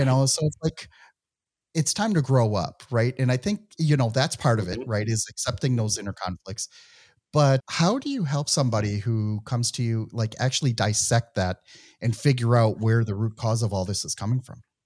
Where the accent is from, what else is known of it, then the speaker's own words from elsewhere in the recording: Midwest, United States; accent: Midwestern; my Midwestern accent